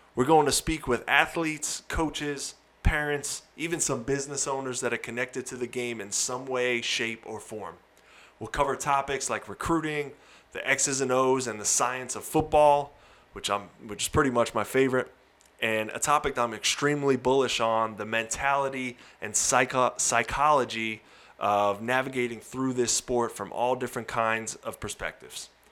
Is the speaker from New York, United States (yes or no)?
yes; Long Island, New York, United States; moved away as an adult; also born or lived in Indiana; I'm originally from Long Island, New York.